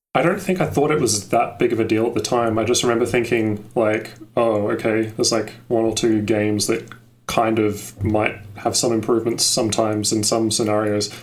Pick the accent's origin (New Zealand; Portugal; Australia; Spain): Australia; I'm from Australia